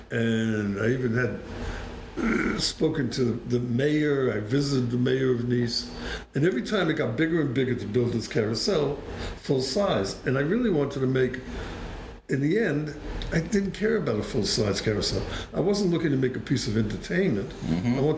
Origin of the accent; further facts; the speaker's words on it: New York City, New York, United States; moved away; also born or lived in Vermont; I grew up in Brooklyn